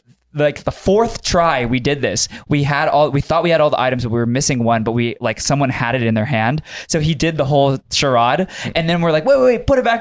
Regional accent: Buena Park, California, United States; growing up in Buena Park, La Palma

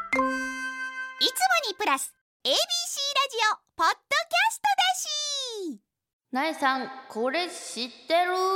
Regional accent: Shizuoka, Japan; moved away; 私の故郷静岡の高校

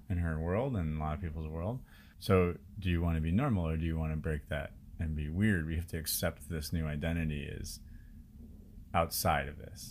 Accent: Chicago, Illinois, United States; moved away as an adult; also born or lived in India

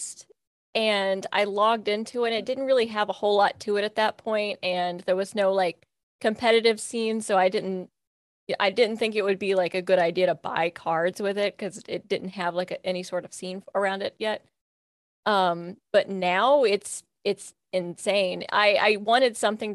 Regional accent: Kentucky, United States; I'm from Kentucky and from a small Kentucky town

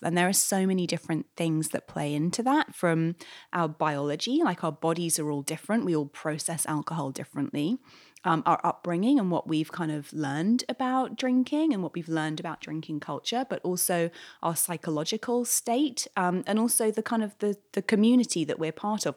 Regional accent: London, United Kingdom; moved away as an adult; now in New York, United States; I moved to New York eight years ago. I'm from London originally

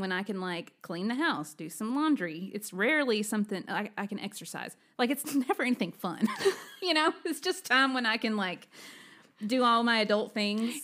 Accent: Alabama, United States; moved away; I'm originally from Alabama

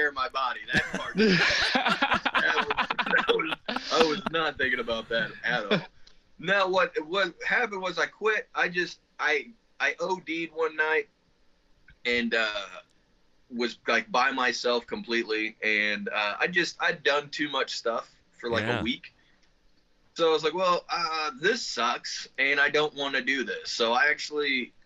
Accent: Spencer, Indiana, United States; It's Spencer, Indiana

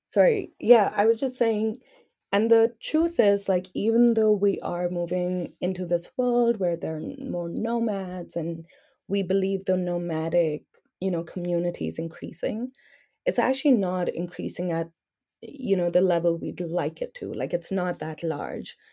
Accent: New Delhi, Delhi, India; I'm from New Delhi

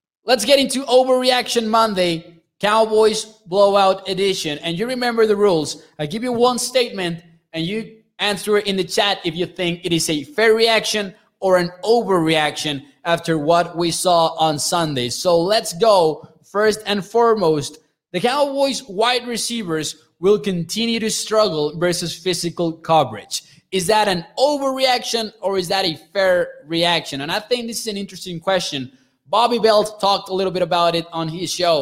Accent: Chihuahua, Mexico; my state

